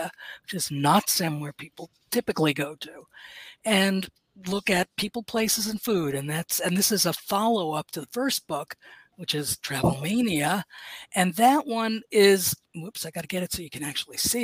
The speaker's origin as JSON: {"language": "English", "town": "New York City", "region": "New York", "country": "United States", "tie": "born or raised there", "said": "I grew up in Manhattan"}